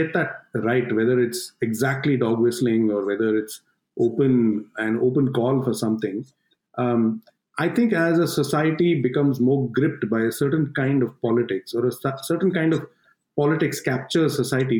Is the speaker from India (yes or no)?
yes; India; now in New Delhi, India